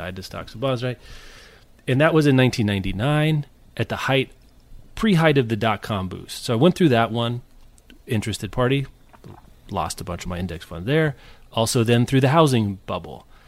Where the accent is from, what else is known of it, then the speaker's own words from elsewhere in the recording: Kansas, United States; I'm from Kansas